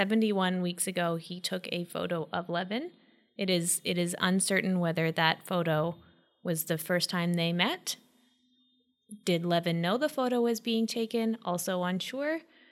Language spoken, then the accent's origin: English; Canada; we're all Canadian, Josh.